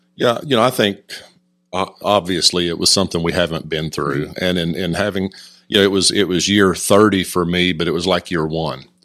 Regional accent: Stroud, Oklahoma, United States; moved away as an adult; also born or lived in College Station, Texas; now in Decatur, United States; teachers and coaches I had in my hometown of Stroud, Oklahoma

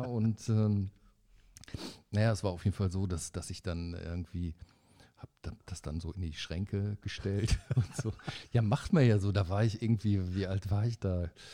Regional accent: Paderborn, North Rhine-Westphalia, Germany; moved away as an adult; now in Bonn, Germany; in Paderborn, da wo, ja. ich, wo ich ja wegkomme

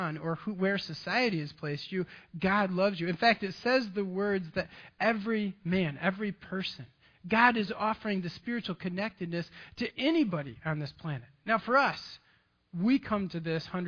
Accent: Grand Haven, Michigan, United States; I'm from West Michigan

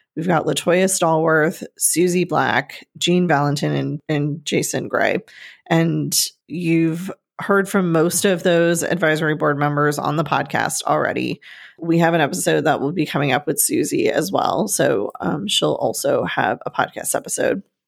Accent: Northeast, United States; moved away; growing up in the Northeast with all of the trees

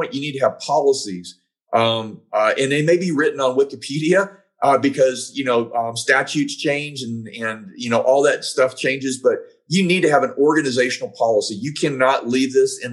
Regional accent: Georgia, United States; my home state of Georgia

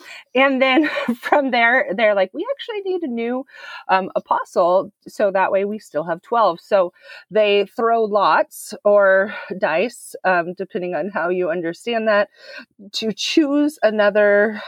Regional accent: California, United States; I'm originally from California, moved a little bit, many different places around the world, especially outside of DC for a while.

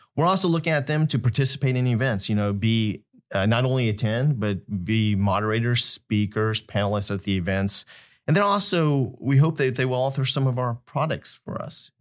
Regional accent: Wichita, Kansas, United States; moved away as an adult; also born or lived in California; originally, I was born in California, grew up in Wichita, Kansas

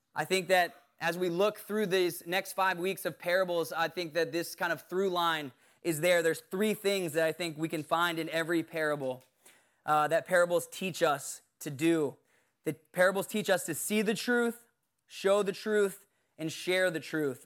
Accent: Bermuda; I was born in Bermuda

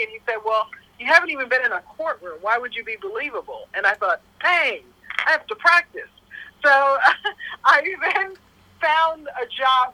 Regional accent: Tulsa, Oklahoma, United States; moved away as an adult; now in New York, United States; So I moved to Oklahoma when I was in my tween years. I was about 12. My mother's job transferred from New York.

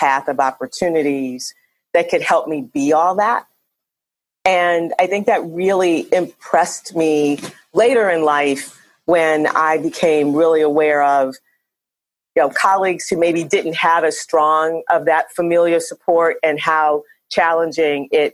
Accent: Cleveland, Ohio, United States; moved away as an adult; also born or lived in Atlanta; now in Chicago, United States; I grew up in Cleveland, Ohio

